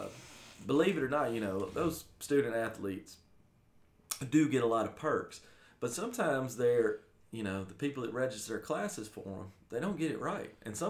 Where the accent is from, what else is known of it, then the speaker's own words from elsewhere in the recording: Alabama, United States; also born or lived in New Orleans, Louisiana; my gut growing up in Alabama